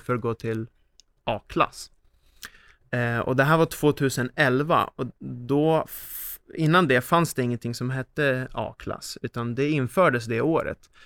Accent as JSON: {"language": "Swedish", "country": "Sweden", "said": "här hemma i Sverige"}